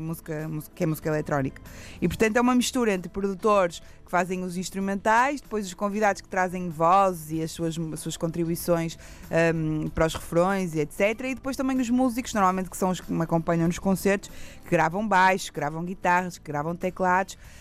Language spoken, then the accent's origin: Portuguese; Porto, Norte, Portugal; accent: pronúncia do Norte; no Porto, que é a minha terra